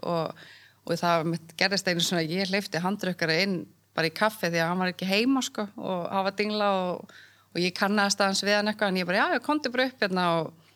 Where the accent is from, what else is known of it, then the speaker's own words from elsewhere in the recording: Reykjavík, Capital Region, Iceland; also born or lived in Odense, Denmark / Siglufjörður (ancestry) / Ólafsfjörður (ancestry); ég er ættu frá Siglufjörðu og Ólusverði en ég var alltaf okay. búið í Reykjavík